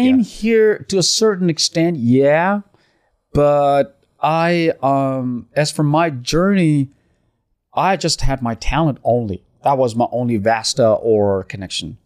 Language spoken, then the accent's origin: English; Pakistan; now in Dubai, United Arab Emirates; I'm from Pakistan